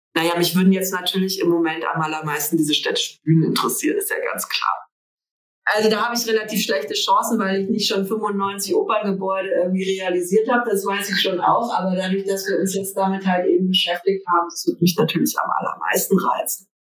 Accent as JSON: {"language": "German", "area": "near Frankfurt", "region": "Hesse", "country": "Germany", "tie": "born or raised there", "said": "Das ist hier ganz in der Nähe von Frankfurt"}